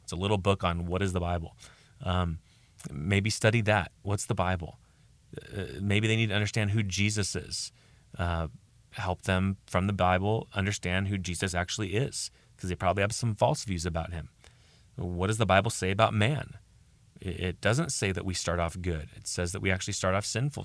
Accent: United States; I'm speaking as an American here in America

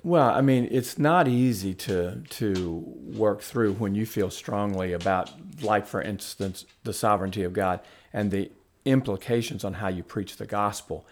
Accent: the South, United States; also born or lived in Huntsville, Alabama; I grew up Southern Baptist in the South.

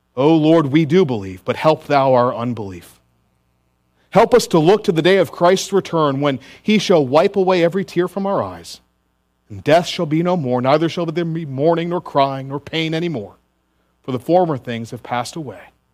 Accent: Richmond, Virginia, United States; now in Greenville, United States; my hometown of Richmond, Virginia

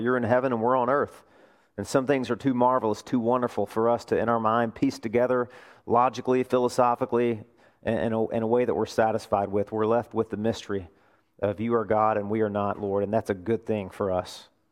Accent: Arkansas, United States; moved away; my home state, Arkansas

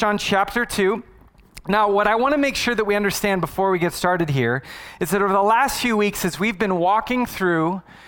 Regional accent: Arizona, United States; I was born and raised in Arizona

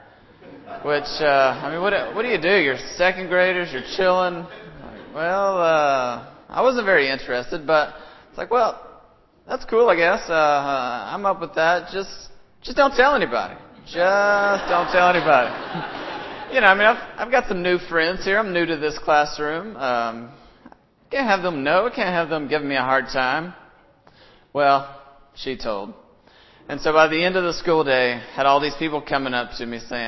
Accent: Alcoa, Tennessee, United States; my hometown in Alcoa, from my little elementary school that I attended

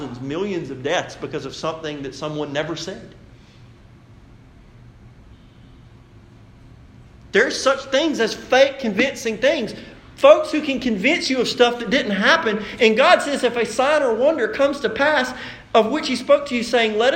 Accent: United States

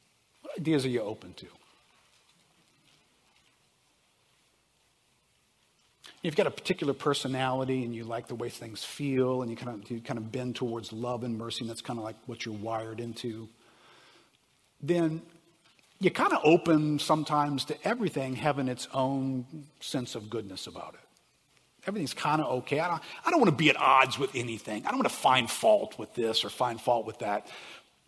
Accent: New Orleans, Louisiana, United States; I grew up in New Orleans.

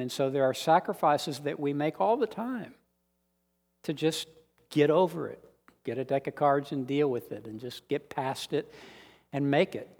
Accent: San Antonio, Texas, United States; born or raised there; moved away as an adult; also born or lived in Austin

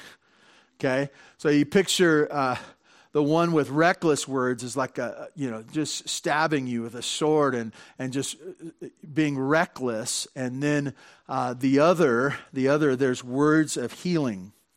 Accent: Santa Barbara, California, United States; I grew up in Santa Barbara, and my dad had a stable job

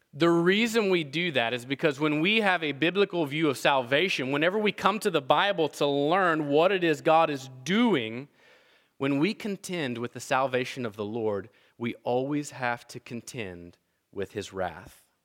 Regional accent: Appalachia, United States; growing up where I grew up in Appalachia

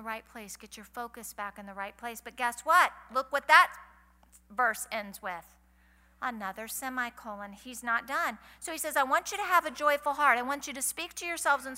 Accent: United States; my church and my home and that I'm American

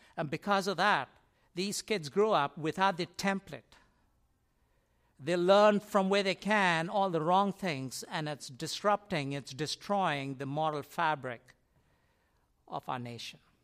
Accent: India; moved away; I grew up in India, and in India, as you walk in our complex where we used to live

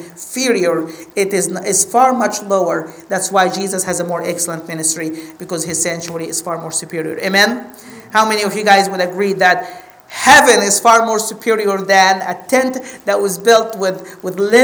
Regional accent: Egypt; I'm from Egypt

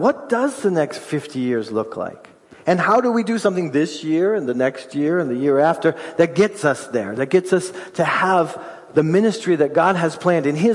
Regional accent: United States; We're great American citizens

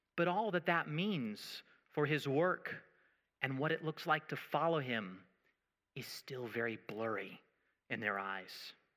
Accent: United States; I'm American

